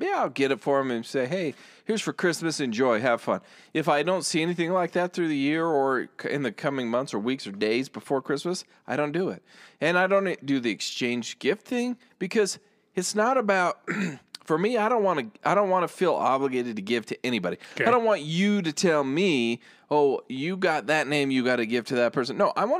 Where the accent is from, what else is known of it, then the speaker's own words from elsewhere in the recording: United States; Yeah, I'm American.